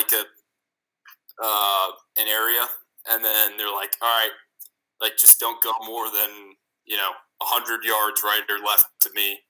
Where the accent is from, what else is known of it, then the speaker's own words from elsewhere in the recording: Chicago, Illinois, United States; moved away as an adult; also born or lived in New York; I came back to Chicago.